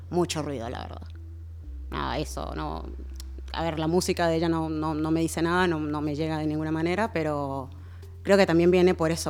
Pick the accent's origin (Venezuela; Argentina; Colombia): Venezuela; A ver, a mí me, pasa algo que también por mucho tiempo, siendo venezolana, eh, como que el, tema de mi bagaje negro no lo tenía muy cercano.